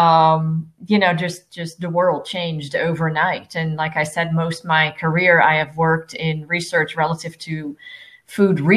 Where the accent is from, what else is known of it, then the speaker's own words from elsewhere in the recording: Netherlands; now in Lakeland, United States; originally, I am from the Netherlands, and my family still lives there.